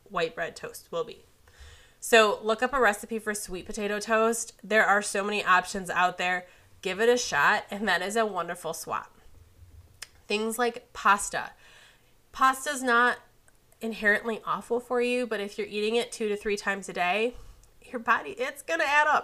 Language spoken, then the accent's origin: English; Midwest, United States; I'm from the Midwest. It's pop here